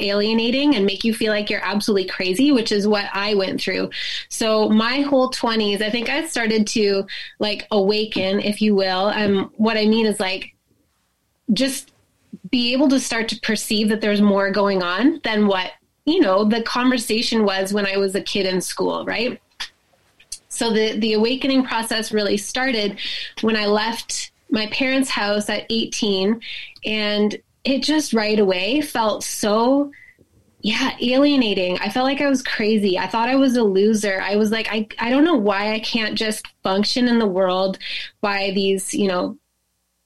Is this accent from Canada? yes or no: yes; Canada; I'm from Canada